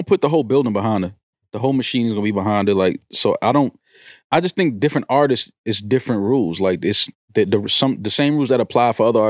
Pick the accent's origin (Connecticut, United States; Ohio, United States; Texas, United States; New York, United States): New York, United States; Bronx; No, yeah. I'm from the Bronx.